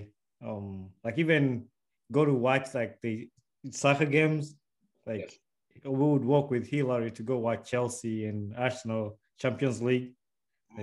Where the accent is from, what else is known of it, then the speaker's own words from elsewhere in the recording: Uganda; now in United States; That's the same life I grew up in Uganda